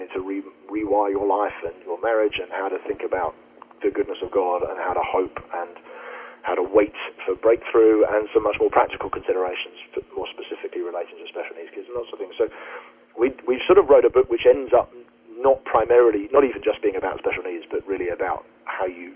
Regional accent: United Kingdom; We're British

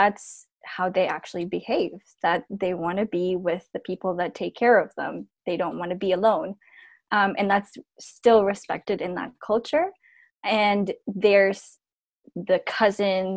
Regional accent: Philippines; now in Canada; born and raised in the Philippines, and I live in Canada now.

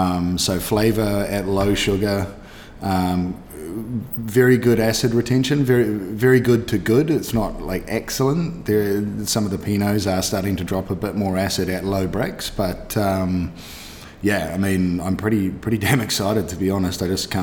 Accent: Canada; born there; I was born in Canada. Through luck of the universe, so to speak, I have a Canadian passport as well

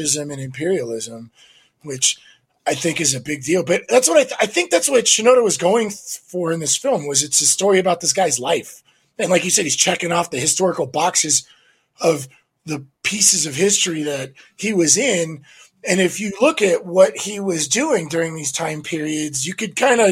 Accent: United States; now in Los Angeles, United States; both of us growing up in the United States

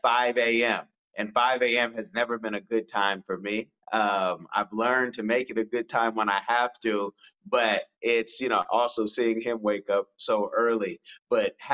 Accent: Oakland, California, United States; I'm from Oakland, California, but I have a very privileged background.

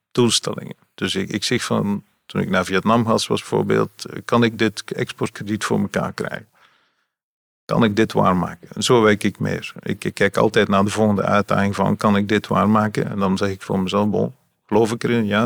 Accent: Ghent, Flanders, Belgium; In Gent. Gent, in de stad.

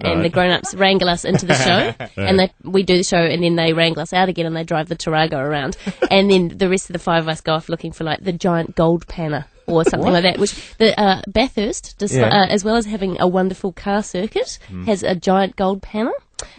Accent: Christchurch, Canterbury, New Zealand; And Christchurch, my hometown, has the giant garage door opener

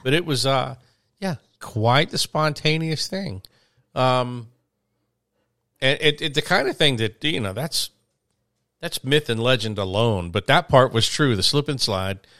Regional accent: a small town outside of Birmingham, Alabama, United States; I am from a small town

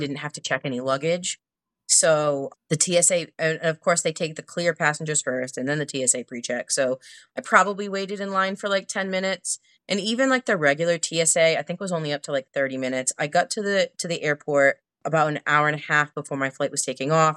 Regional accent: Northeast, United States; I'm from the Northeast

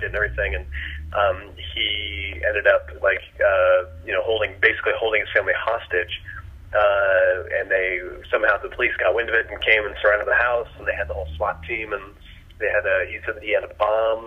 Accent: Akron, Ohio, United States; I grew up in Ohio, Akron, Ohio

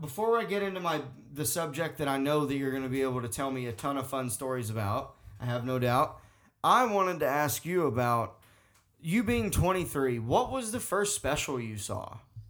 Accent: the South, United States; growing up in the South

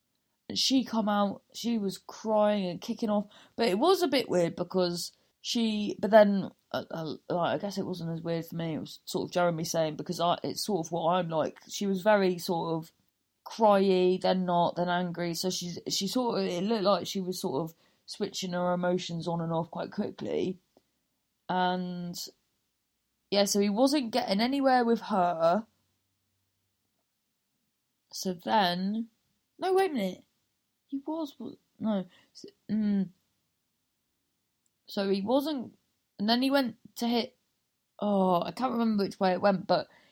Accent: Cornwall, South West England, United Kingdom; accent: Cornish; there's lots of farms in Cornwall

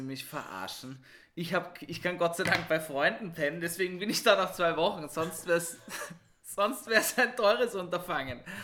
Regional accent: Vienna, Austria; Ich bin im 6. und im 7. aufgewachsen.

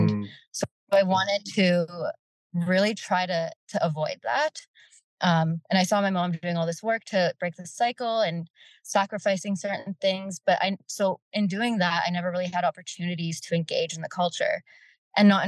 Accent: Fort McMurray, Alberta, Canada; now in Edmonton, Canada; We grew up in Fort McMurray

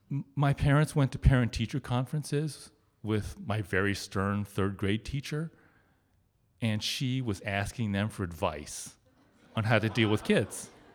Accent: suburb outside of Cincinnati, Ohio, United States; It's just this little suburb town outside of Cincinnati. And, I mean, it's my hometown. I grew up there. I spent my whole life there.

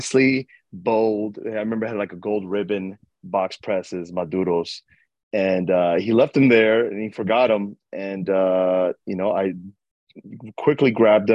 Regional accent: New York City, New York, United States; moved away as an adult; now in Sacramento, United States; I grew up in Washington Heights. Uptown.

